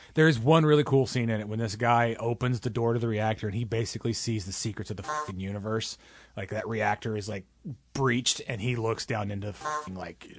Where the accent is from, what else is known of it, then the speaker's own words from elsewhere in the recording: Indiana, United States; moved away; We're from Indiana already.